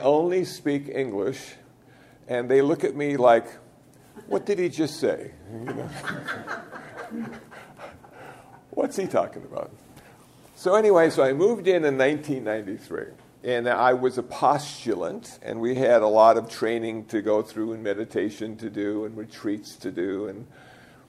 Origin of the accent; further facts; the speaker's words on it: United States; ordained as an American Buddhist monk